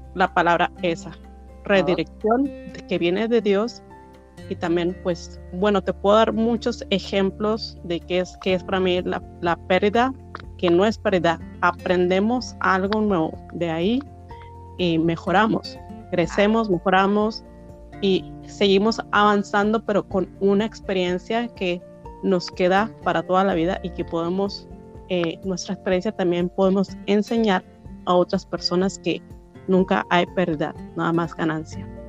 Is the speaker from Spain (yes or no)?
no; Mexico; now in United States; soy mexicana